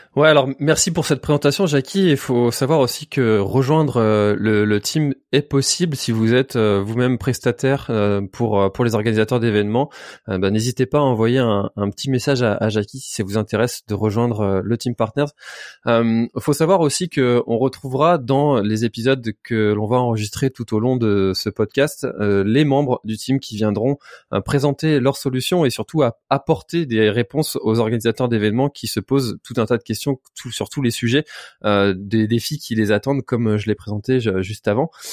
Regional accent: Brittany, France; je suis breton

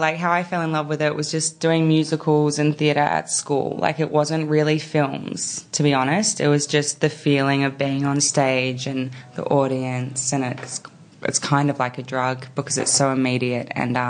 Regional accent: New South Wales, Australia; I did. That's why I need to get out because I feel like I got out for years, but then when I had Junie, we went back there

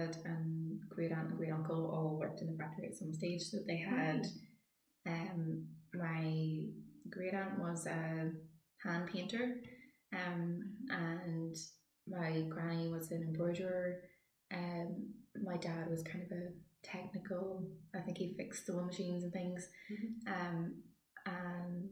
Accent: Randallstown, Northern Ireland, United Kingdom; I'm from Randallstown

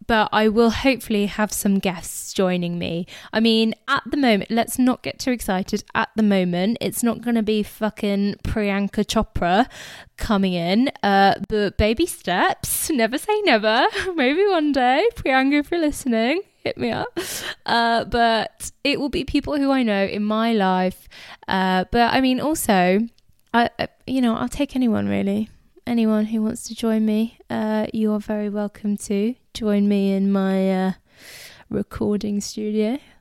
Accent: England, United Kingdom; I was born and raised in England, but I am of Indian heritage

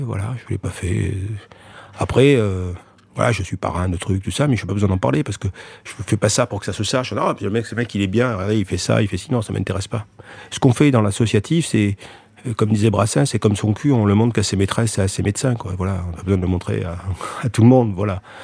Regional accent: France; je suis français, je suis content d'être français, d'être né en France

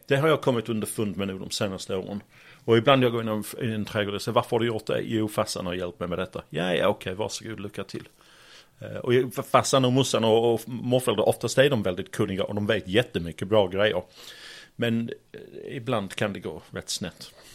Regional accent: Sheffield, Yorkshire and the Humber, United Kingdom; Swedish is a second language; moved away as an adult; now in Malmö, Sweden; jag kommer från Yorkshire, Sheffield, storstad

